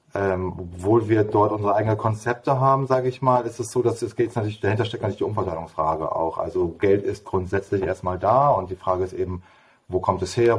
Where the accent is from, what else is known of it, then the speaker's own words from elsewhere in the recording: Bremen, Germany; ich bin, ich bin Bremer, genau, gebürtiger Bremer